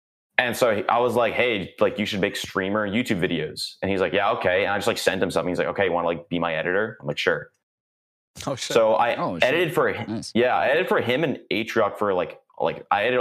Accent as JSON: {"language": "English", "country": "Canada", "said": "I'm Canadian"}